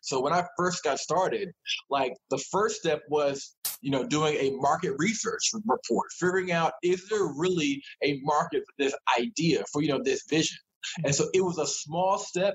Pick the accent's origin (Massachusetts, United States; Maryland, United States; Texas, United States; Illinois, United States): Maryland, United States; Columbia; I'm from Maryland. Uh, grew up uh, in uh, the Laurel, Columbia area